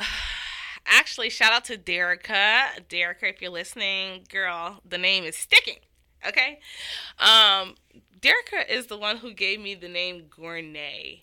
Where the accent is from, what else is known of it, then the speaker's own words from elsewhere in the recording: Miami, Florida, United States; I'm from Miami, Florida